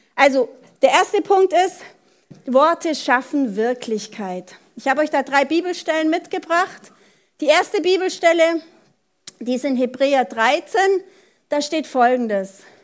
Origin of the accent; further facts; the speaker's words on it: Germany; bei uns in Deutschland